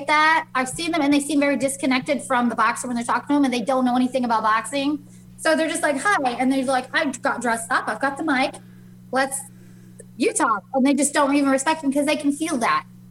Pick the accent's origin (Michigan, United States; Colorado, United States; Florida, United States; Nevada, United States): Nevada, United States; Las Vegas; I'm from Vegas